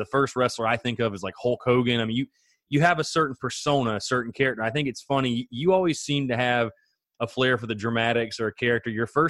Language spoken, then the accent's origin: English; South Carolina, United States; I'm obviously from South Carolina, grew up